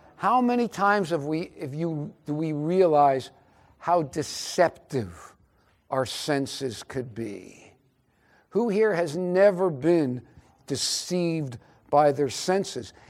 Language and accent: English; Albany, New York, United States; I was born in Albany, New York